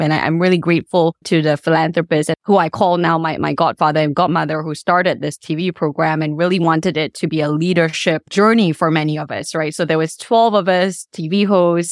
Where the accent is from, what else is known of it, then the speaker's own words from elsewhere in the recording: Subang Jaya, Selangor, Malaysia; also born or lived in Kuala Lumpur / Damansara; now in Washington DC, United States; I actually did grow up in Subang Jaya.